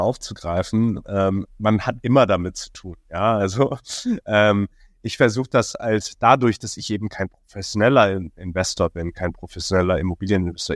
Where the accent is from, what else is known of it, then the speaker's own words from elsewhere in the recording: Hong Kong; moved away as an adult; now in Berlin, Germany; geboren und aufgewachsen in Hongkong